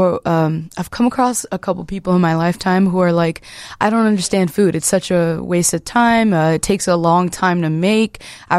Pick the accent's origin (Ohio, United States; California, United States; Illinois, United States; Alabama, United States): Illinois, United States; Chicago; Well, I grew up in the Irving Park neighborhood. That's where my first memories come from. Irving Park, and then I feel like we briefly moved to the West Side for a year or two or something like that, and then came back to Irving Park area.